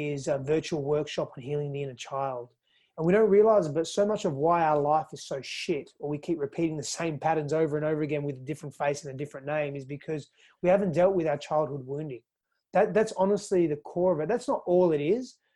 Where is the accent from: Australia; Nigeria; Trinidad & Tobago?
Australia; Fremantle, Western Australia; moved away as an adult; also born or lived in California; now in Austin, United States; I was born in East Fremantle. Woodside Hospital, and I was I grew up in Fremantle and Spearwood